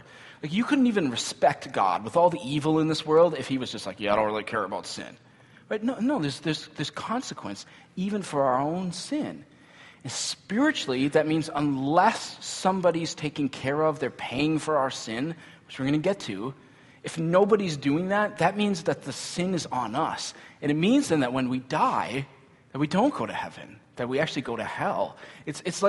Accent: United States; we grew up in this culture, right? Where as American kids

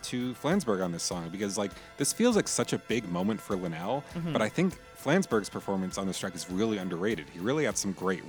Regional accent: New Jersey, United States; I'm from New Jersey myself

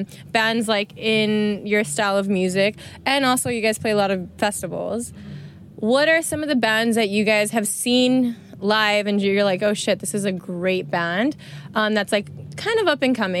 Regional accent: United States; moved away as an adult; also born or lived in Australia; being American, living in Australia

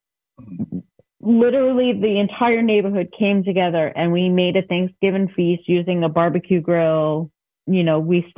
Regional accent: New York, United States; I am from New York, so I may have some New York terminology

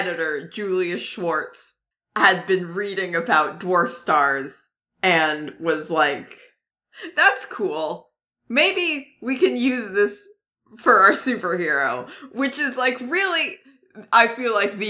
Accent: New England, United States; I'm from New England

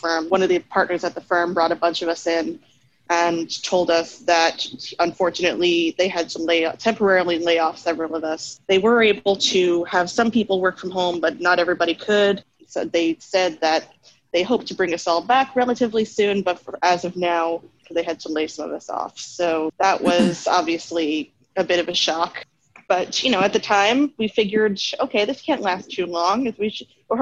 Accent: Long Island, New York, United States; I'm from New York, Long Island, New York

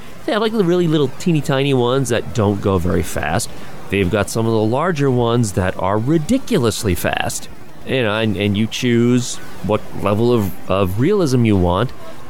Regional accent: United States; I mean, I'm an American.

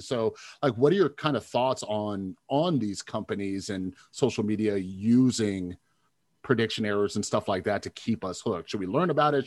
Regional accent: Las Vegas, Nevada, United States; I'm from Vegas

